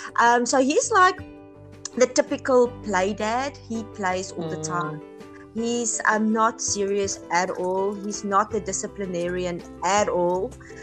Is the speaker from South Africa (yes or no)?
yes; South Africa; English is a second language; moved away; in South Africa, where I'm from originally